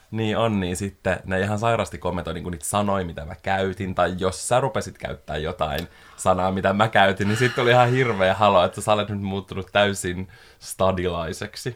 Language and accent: Finnish; Espoo, Uusimaa, Finland; also born or lived in Helsinki; mä oon asunut koko elämäni pääkaupunkiseudulla. Mä oon syntynyt Helsingissä, asunut kolme vuotta siellä. Ja sitten mä muutin Espooseen